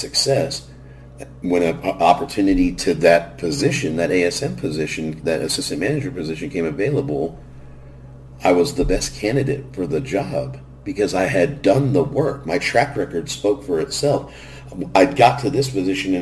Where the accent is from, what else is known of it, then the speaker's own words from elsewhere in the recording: Garden Grove, California, United States; grew up in Garden Grove, California